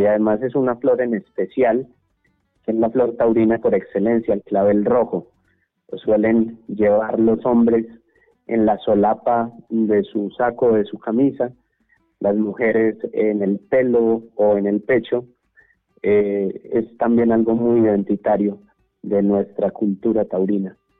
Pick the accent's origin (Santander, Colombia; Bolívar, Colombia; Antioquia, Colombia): Antioquia, Colombia; accent: paisa antioqueño; nuestro lenguaje, con nuestra forma de hablar país antioqueña